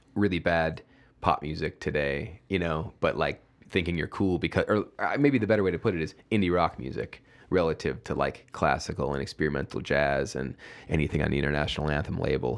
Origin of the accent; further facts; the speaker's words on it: Oak Forest, Illinois, United States; moved away as an adult; also born or lived in New York / San Francisco; my hometown, my hometown Oak Forest